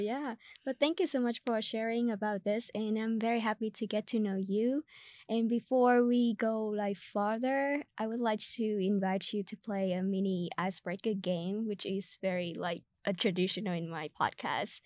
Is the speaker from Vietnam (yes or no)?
yes; Vietnam; first language Vietnamese; English is a second language; now in United States; my, uh, country language, which is Vietnamese